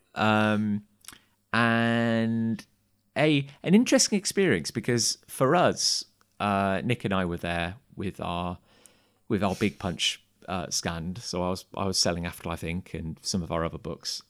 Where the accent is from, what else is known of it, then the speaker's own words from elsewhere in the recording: Gloucester, South West England, United Kingdom; also born or lived in Cheltenham; I grew up just outside of Gloucester